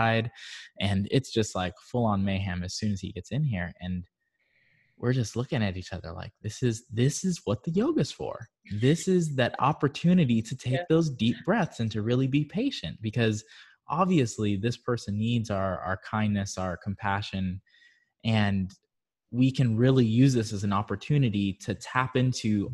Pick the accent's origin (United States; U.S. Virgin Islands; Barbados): Barbados; moved away; I'm originally from Barbados